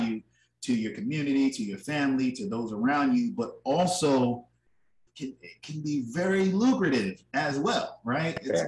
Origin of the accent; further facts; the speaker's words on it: Richmond, Virginia, United States; my hometown, Richmond, Virginia